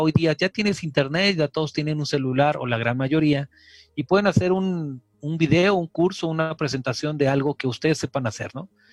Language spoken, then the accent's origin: Spanish; Mexico; somos mexicanos